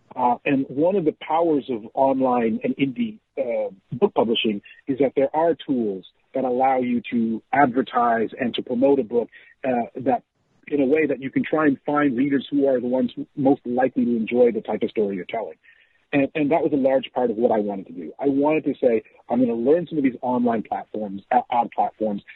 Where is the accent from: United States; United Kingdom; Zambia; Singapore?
Zambia; moved away; I grew up in Zambia